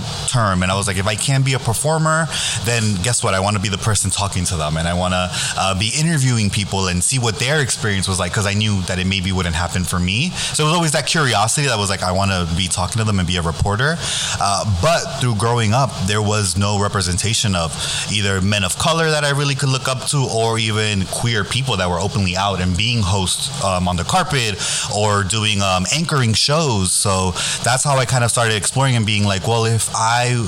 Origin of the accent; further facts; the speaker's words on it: New York City, New York, United States; I am born and raised in the Bronx.